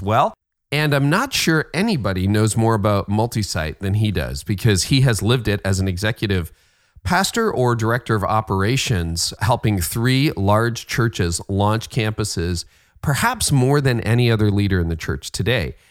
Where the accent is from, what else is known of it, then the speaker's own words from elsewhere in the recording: Canada; I'm Canadian